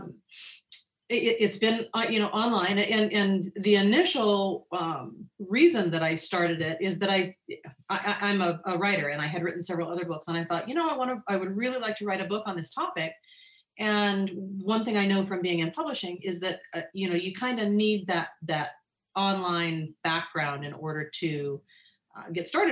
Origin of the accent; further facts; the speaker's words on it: Northern California, United States; moved away as an adult; now in Hawaii, United States; I grew up in Northern California and gardened in Northern California always.